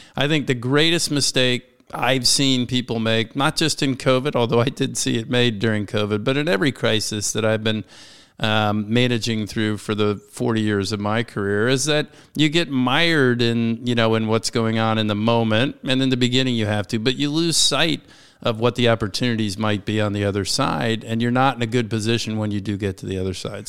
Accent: Washington, District of Columbia, United States; This is my hometown, born and raised in Washington, D C

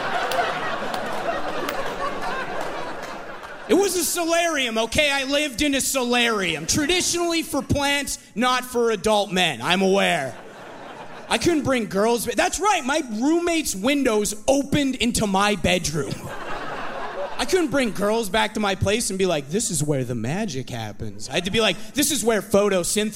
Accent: Kamloops, British Columbia, Canada; moved away as an adult; now in Vancouver, Canada; my parents' driveway in Kamloops, my hometown

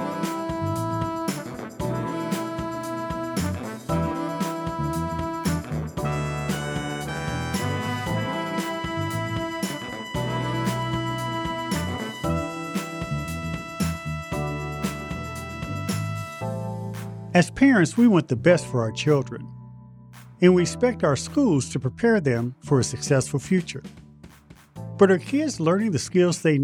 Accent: Indianapolis, Indiana, United States; growing up in Indianapolis

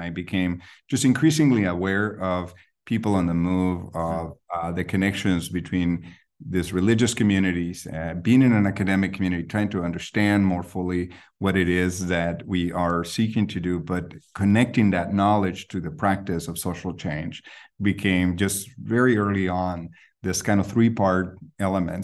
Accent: Guatemala City, Guatemala Department, Guatemala; now in Berkeley, United States; I grew up in Guatemala City

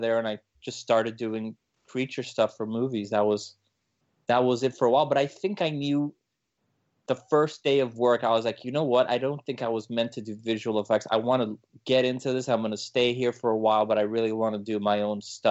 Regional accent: Miami, Florida, United States; also born or lived in Colombia; now in Los Angeles, United States; I was born over there, and then but I was in Miami since I was basically, I think, like around 1 year old.

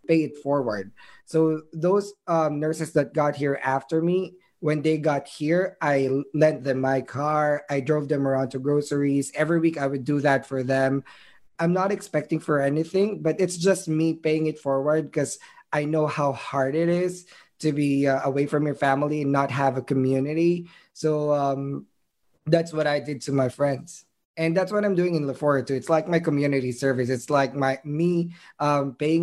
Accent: Manila, Metro Manila, Philippines; moved away as an adult; now in United States; I grew up in Manila

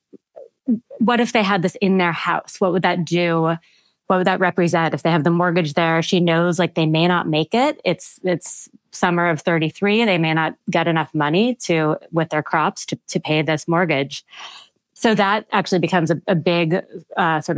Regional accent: Washington, United States; I'm from Washington.

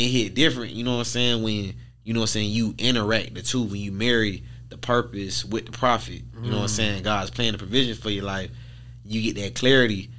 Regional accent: Pompano Beach, Florida, United States; from Pompano Beach, Florida, born and raised

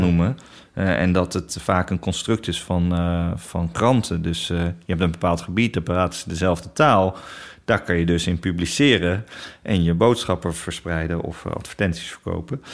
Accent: Netherlands; Wij ook als Nederlanders

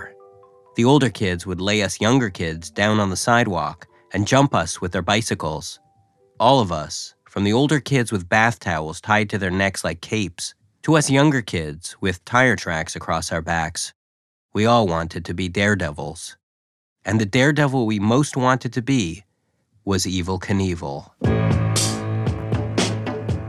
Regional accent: Canada; as a Canadian

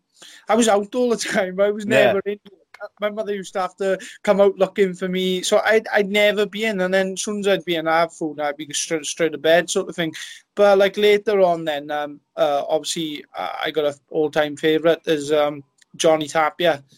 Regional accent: Merthyr Tydfil, Wales, United Kingdom; also born or lived in Nelson, Wales; I grew up in Chiaris, little town in Merthyr Tydfil

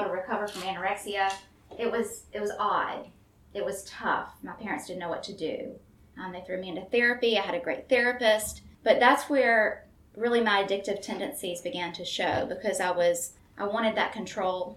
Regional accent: Memphis, Tennessee, United States; also born or lived in Florence, Alabama; But I grew up here in Memphis

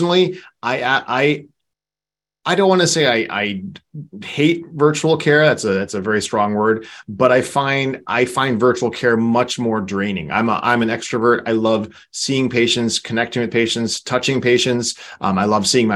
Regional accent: East Coast, United States; now in Southern California, United States; I'm from the East Coast myself too

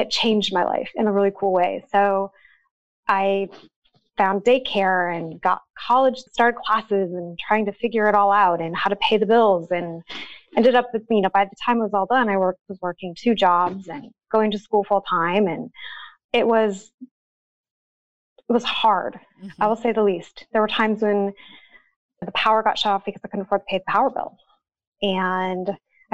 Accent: Montana, United States; moved away; So I'm from Montana, a little tiny town. I grew up just south of the Canadian border in the middle of nowhere

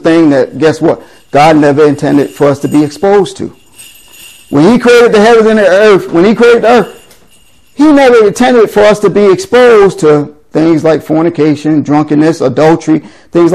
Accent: New York City, New York, United States; I grew up born and raised in the Bronx, New York

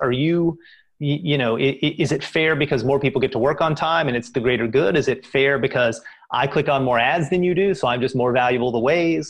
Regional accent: Kentucky, United States; now in Boston, United States; I grew up in Kentucky, which is right there by Indiana

